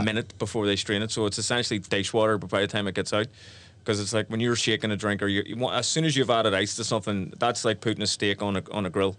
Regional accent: Belfast, Northern Ireland, United Kingdom; my life growing up in Belfast

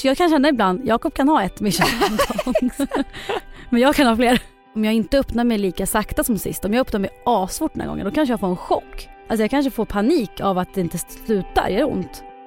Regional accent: Eskilstuna, Södermanland, Sweden; Ja, jag är ju från Eskilstuna.

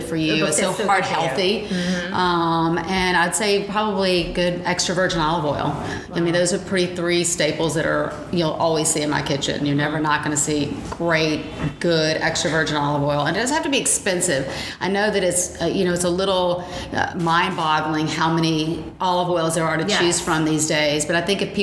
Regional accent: the South, United States; even though we were in the South

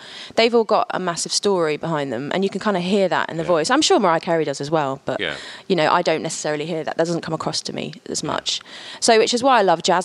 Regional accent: London, United Kingdom; I was born in West London on the corner of Harrow Road and Elgin Avenue in Maidvale

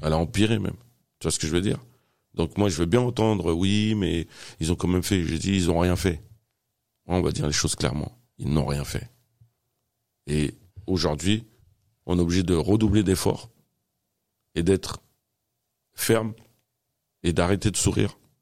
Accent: Fresnes, Île-de-France, France; also born or lived in Paris (18th arrondissement); ils ont décidé de s'installer dans le Val-de-Marne, dans la ville de Fresnes, là où j'ai grandi

